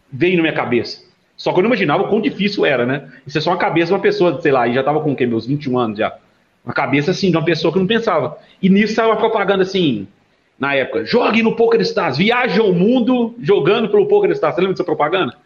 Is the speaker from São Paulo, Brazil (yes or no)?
no; Sete Lagoas, Minas Gerais, Brazil; que sou de Sete Lagoas